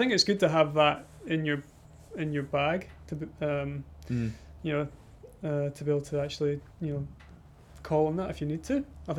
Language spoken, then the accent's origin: English; Scotland, United Kingdom; moved away as an adult; now in New Zealand; being Scottish myself